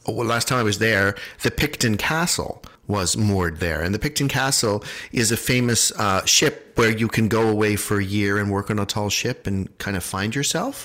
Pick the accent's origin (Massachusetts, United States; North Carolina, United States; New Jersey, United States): Massachusetts, United States; Concord; I grew up in Concord, Massachusetts